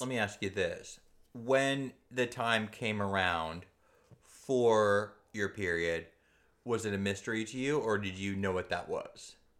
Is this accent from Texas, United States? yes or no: no; Southern California, United States; I grew up in Southern California, very close to, uh, the, the, in, in the era of the Bloods and the Crips